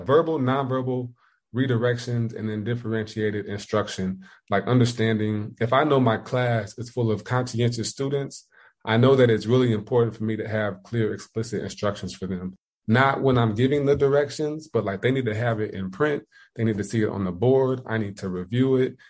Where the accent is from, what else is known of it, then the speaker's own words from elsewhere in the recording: Indiana, United States; moved away as an adult; also born or lived in Ohio; now in South Carolina, United States; I'm from Indiana, went to school in Ohio, moved down to South Carolina